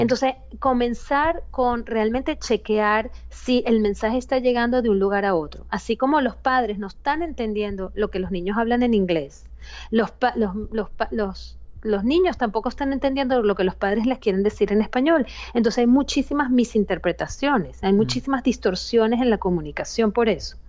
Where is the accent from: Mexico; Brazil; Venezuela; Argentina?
Venezuela; yo soy familia de padres inmigrantes y crecí en Venezuela como primera generación